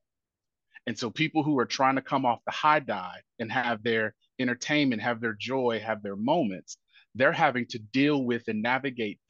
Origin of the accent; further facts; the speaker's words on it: Indianapolis, Indiana, United States; now in Nashville, United States; my neighborhood growing up, it was a pool. I'm from Indianapolis, Indiana.